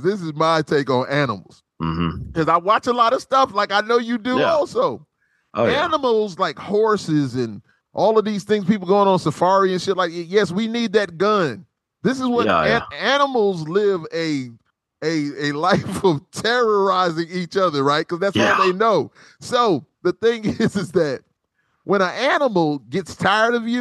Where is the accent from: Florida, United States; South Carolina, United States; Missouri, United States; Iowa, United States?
South Carolina, United States; I'm from South Carolina, so we have good barbecue here